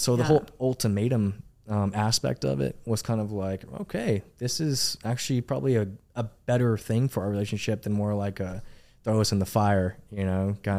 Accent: Arlington, Texas, United States; Man, so I'm originally from DFW. I grew up in Arlington, Texas. That's my home. I was born and raised there.

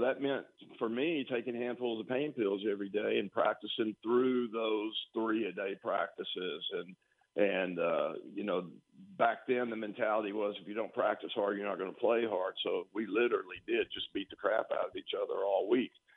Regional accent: Tyler, Texas, United States; I came from Tyler Lee, and all we had was like a universal gym

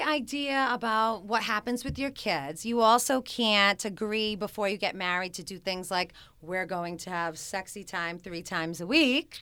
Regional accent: Smithfield, Rhode Island, United States; also born or lived in New York; I'm a classic Rhode Island girl. I grew up in Smithfield, Rhode Island

